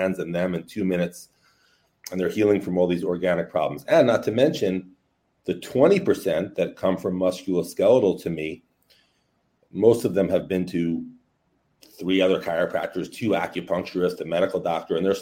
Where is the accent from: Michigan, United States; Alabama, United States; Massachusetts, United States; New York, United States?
New York, United States; New York City; raised in New York City. I'm from Brooklyn, New York.